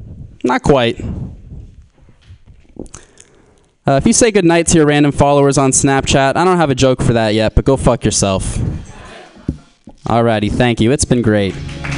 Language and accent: English; Florida, United States; I'm from Florida. And the name of my high school was Plantation High School.